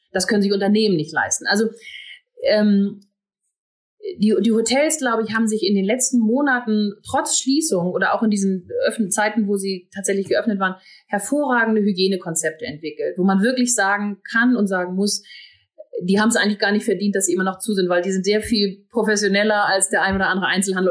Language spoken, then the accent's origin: German; Northern Germany, Germany; now in Hamburg, Germany; Und ich komme dann auch noch aus dem Norden gebürtig